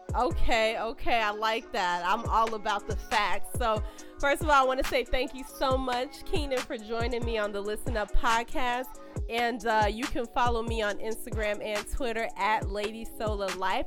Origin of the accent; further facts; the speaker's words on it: Chicago, Illinois, United States; I am from Chicago